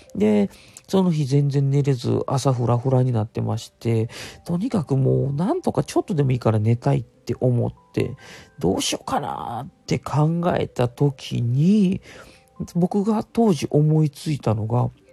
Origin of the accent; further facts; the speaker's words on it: Kansai, Japan; 僕関西の育ちなんで